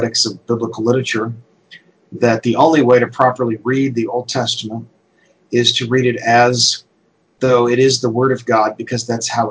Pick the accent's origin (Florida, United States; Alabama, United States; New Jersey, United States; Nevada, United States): Florida, United States; Hobe Sound; moved away as an adult; also born or lived in Greenville, South Carolina; now in Cincinnati, United States; I grew up in Hobe Sound, Florida, southeast Florida on the coast at Hobe Sound Bible Academy and College. Did all my kindergarten through college there